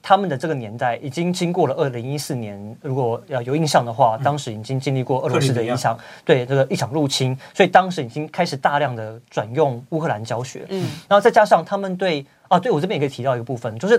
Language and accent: Chinese; Taiwan; 我我生在台湾，我生在台湾，我长在台湾，我就是台湾人。